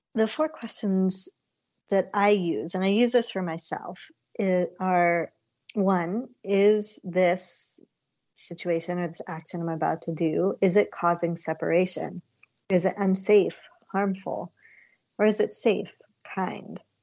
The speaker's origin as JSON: {"language": "English", "country": "India", "said": "as an Indian girl and then women growing up, we always said namaste or namaskar to our elders."}